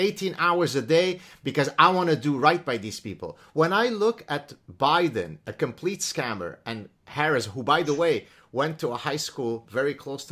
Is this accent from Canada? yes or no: yes; Canada; first language Arabic; English is a second language; I'm Canadian